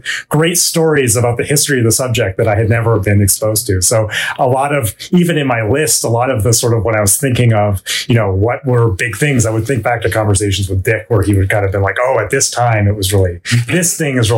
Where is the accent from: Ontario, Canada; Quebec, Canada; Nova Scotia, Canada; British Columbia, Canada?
British Columbia, Canada; Vancouver; moved away as an adult; also born or lived in Stanford, United States; now in United States; I grew up in Vancouver, British Columbia, Canada.